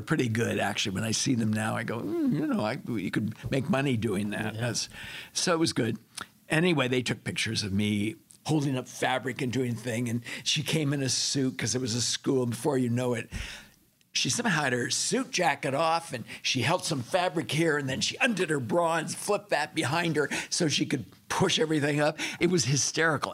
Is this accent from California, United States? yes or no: yes; Monterey Park, California, United States; I was born in California, Los Angeles area, Monterey